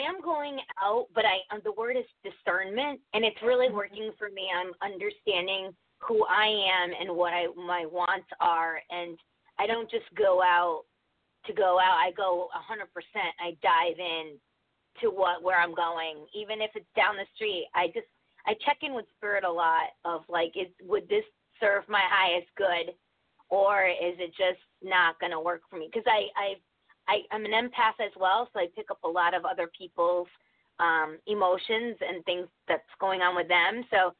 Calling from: Connecticut, United States; I'm from Connecticut.

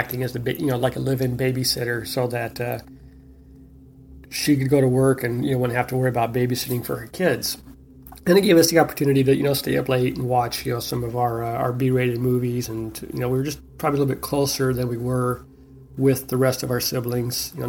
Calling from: Ontario, California, United States; I'm calling from Ontario, California.

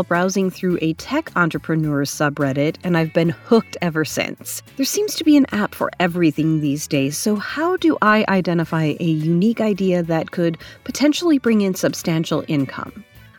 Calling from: Seattle, Washington, United States; from Seattle. I'm a software developer for a large tech company

